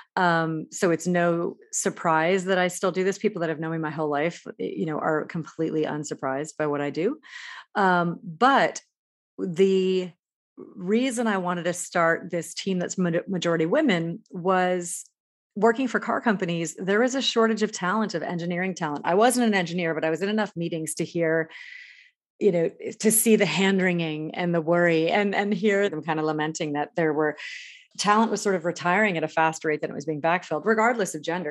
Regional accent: New England, United States; I grew up in New England

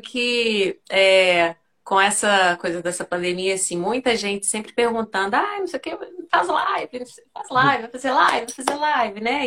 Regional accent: Belo Horizonte, Minas Gerais, Brazil; Nascida e criada em Belo Horizonte, né? Mineirinha aí da, do pão de queijo mesmo

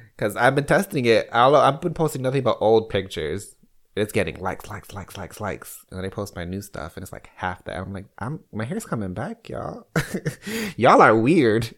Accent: Chicago, Illinois, United States; now in Kansas City, United States; born and raised in Chicago

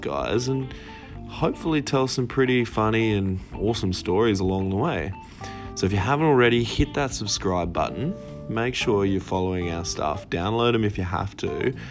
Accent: Lismore, New South Wales, Australia; We're both Lismore boys

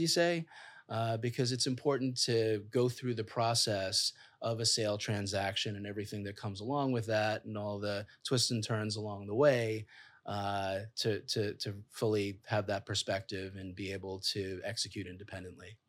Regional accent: New York City, New York, United States; I'm a kid from Queens, came from modest beginnings

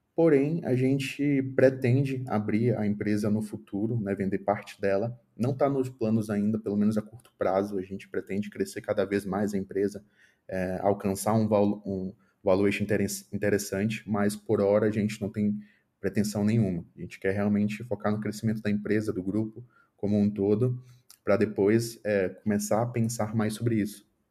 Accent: Manaus, Amazonas, Brazil; moved away as an adult; na minha cidade natal, que é Manaus

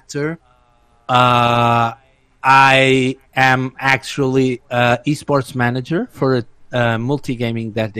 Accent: Portugal

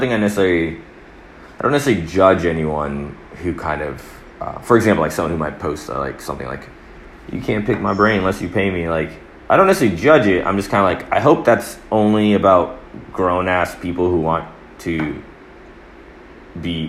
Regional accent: Atlanta, Georgia, United States; I was born in Atlanta

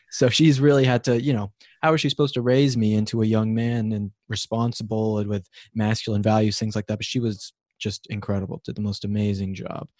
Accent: Colorado, United States; moved away; I'm from Colorado, actually, so I'm not a California native myself

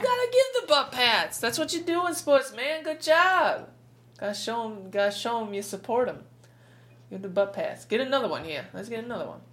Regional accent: New York, United States; we're from New York.

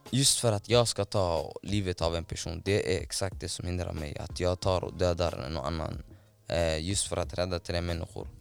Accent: Somalia; now in Sweden; hemlandet där jag är uppvuxen och eh, född

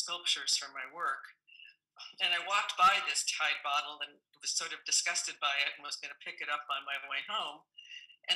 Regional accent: New England, United States; now in Pacific Northwest, United States; Growing up in New England

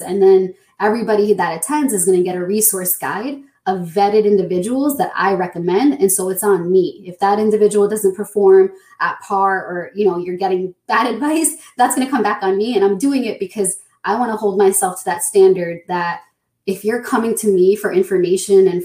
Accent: New Jersey, United States; Born and raised in New Jersey, and professionally, I'm an attorney

